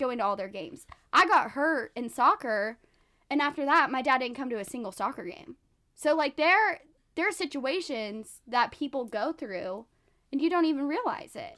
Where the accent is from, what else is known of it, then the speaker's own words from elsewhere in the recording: Texas, United States; moved away; I'm from Texas